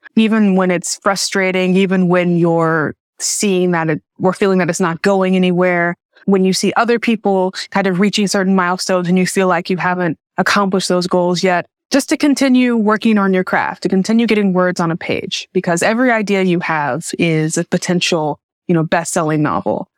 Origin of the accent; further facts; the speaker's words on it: Jackson, Tennessee, United States; moved away as an adult; also born or lived in Chicago; I was born and raised in Jackson, Tennessee